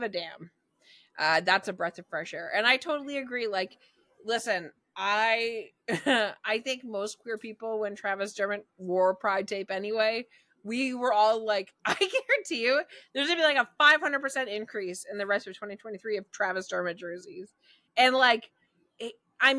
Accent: Canada; I'm Canadian

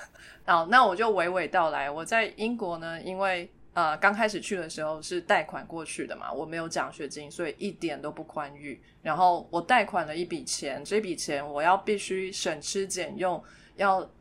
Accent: Taipei, Taiwan; 我呢，在台北长大

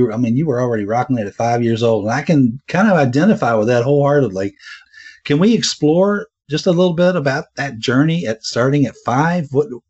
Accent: the South, United States; I grew up in the South

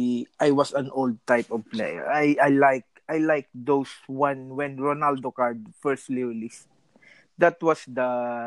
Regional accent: Italy; English is a second language; because I'm from Italy, so when I my transition from bunt, like I said, to kick, made me more love kick because of the area. I'm from Europe

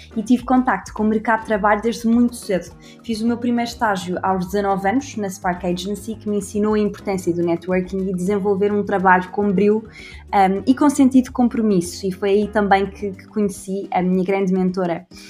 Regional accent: Portugal; moved away as an adult; also born or lived in Spain / England; now in Dublin, Ireland; Sou portuguesa

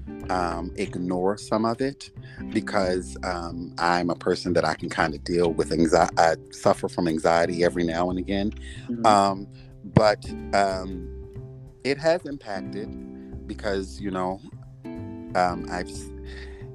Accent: Baltimore, Maryland, United States; moved away as an adult; now in Philadelphia, United States; Originally, I'm from Baltimore

